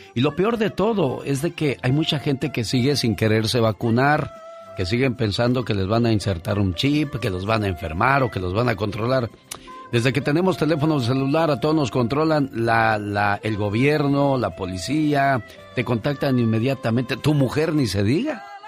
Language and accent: Spanish; Mexico; now in California, United States; No estamos en México, pero somos mexicanos